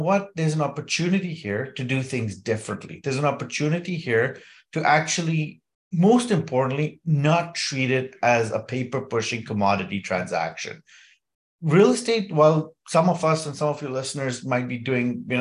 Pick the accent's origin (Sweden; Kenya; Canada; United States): Kenya; I was born and raised in Kenya